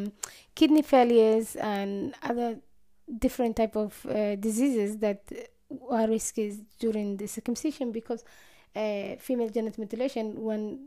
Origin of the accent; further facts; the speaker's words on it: Somalia; now in Ireland; I left Somalia during the war, and that was in 2006. And I came to Ireland as a refugee